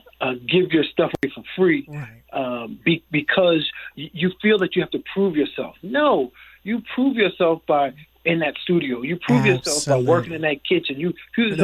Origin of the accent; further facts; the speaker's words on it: New Jersey, United States; moved away; I'm from New Jersey